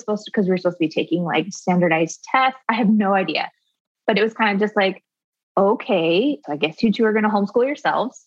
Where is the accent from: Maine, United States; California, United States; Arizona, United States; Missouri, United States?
Arizona, United States; rural; I grew up in rural Arizona, and I was homeschooled by my mom